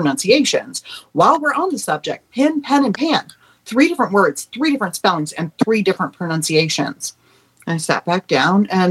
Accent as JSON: {"language": "English", "region": "Tennessee", "country": "United States", "tie": "born or raised there", "also_born_or_lived": "New York", "said": "I grew up in Tennessee, so when we first moved to Tennessee from New York"}